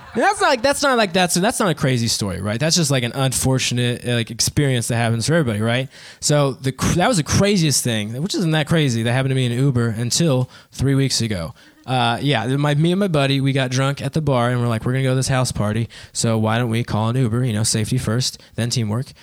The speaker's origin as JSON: {"language": "English", "town": "Dayton", "region": "Ohio", "country": "United States", "moved": "yes", "lives_now": "Columbus, United States", "said": "I'm actually from Dayton, Ohio"}